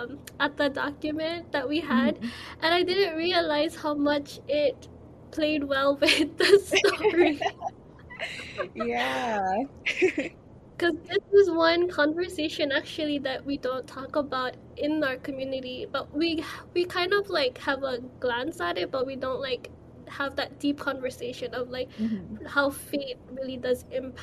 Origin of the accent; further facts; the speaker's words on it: Philippines; And it's something that we don't really talk about as a Filipino, especially because religion is a huge part in our culture.